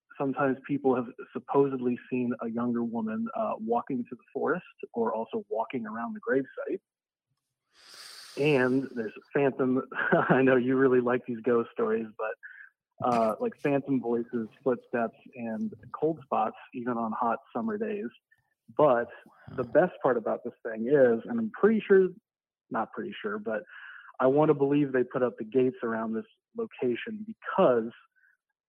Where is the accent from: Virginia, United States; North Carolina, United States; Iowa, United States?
Iowa, United States; Sioux City; I grew up in Sioux City, Iowa